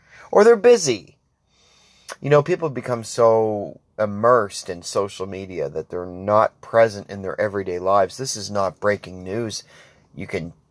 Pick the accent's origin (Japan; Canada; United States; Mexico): Canada; Grand Bay-Westfield, New Brunswick; I'm from Grand Bay originally